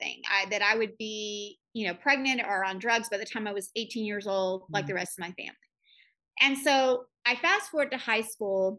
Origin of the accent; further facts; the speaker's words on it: Broken Bow, Oklahoma, United States; growing up in Broken Bow, Oklahoma